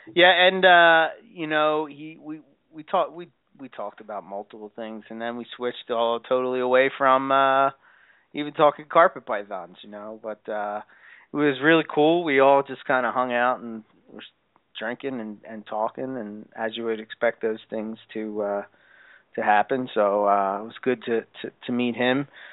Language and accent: English; Philadelphia, Pennsylvania, United States; I'm from Philly